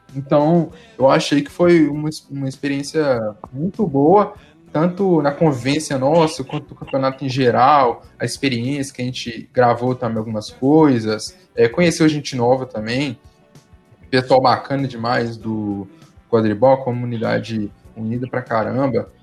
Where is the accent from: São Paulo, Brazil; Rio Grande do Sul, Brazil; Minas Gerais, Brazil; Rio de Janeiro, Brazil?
Minas Gerais, Brazil; Pedro Leopoldo; Sou de Pedro Leopoldo